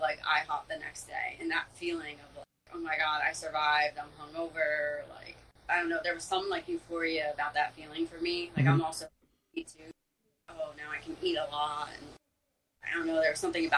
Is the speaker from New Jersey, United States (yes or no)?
yes; Monmouth County, New Jersey, United States; I grew up in Monmouth County